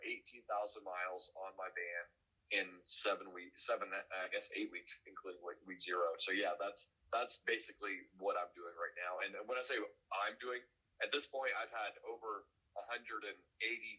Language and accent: English; Orlando, Florida, United States; now in Tucson, United States; I live in Tucson, Arizona, but I'm from Orlando originally.